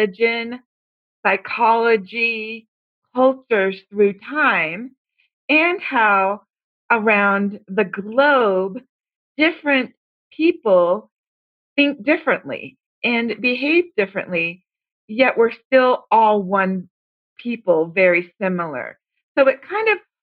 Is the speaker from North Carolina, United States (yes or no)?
yes; North Carolina, United States; also born or lived in Ohio; now in Colorado, United States; I was in North Carolina for grade school. In middle school